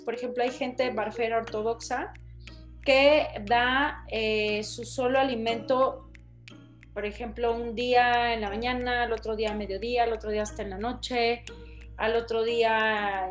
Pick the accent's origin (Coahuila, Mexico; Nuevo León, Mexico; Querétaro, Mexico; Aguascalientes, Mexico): Nuevo León, Mexico; Monterrey; Monterrey, de donde yo soy